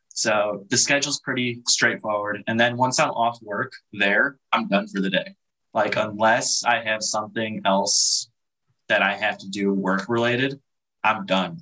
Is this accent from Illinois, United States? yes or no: yes; Chicago area, Illinois, United States; moved away as an adult; also born or lived in River Grove, Illinois / Bartlett, Illinois / Montgomery, Illinois / Yorkville, Illinois; now in Hawaii, United States; I was born originally in Chicago.